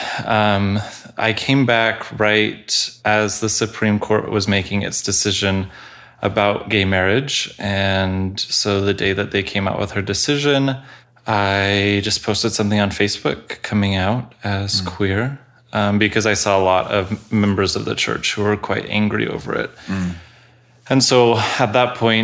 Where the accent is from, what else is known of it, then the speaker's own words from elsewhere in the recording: Colorado, United States; I grew up in Colorado